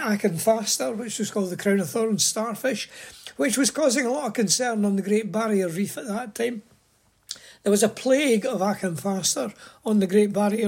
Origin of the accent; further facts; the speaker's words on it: Scotland, United Kingdom; I was born in Scotland and went to school and was no more interested in the outside world really than any other wee boy. But I did grow up through the 50s and the 60s